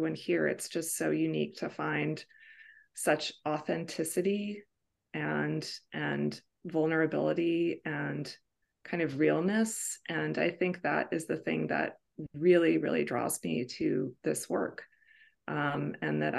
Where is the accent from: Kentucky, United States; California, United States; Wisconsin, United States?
California, United States; Bay Area; also born or lived in Woodside, California; I'm from the Bay Area, California